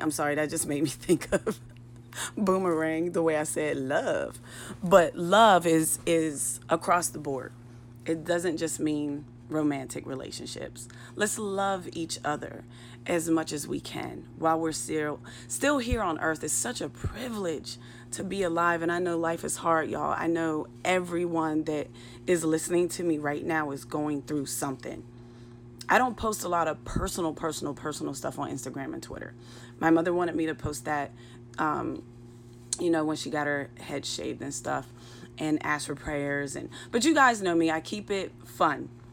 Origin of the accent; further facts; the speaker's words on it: Pittsburgh, Pennsylvania, United States; moved away; Pittsburgh, in my hometown